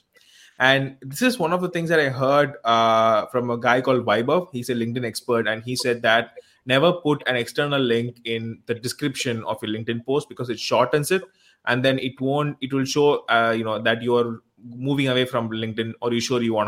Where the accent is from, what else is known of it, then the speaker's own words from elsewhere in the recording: India; I'm from India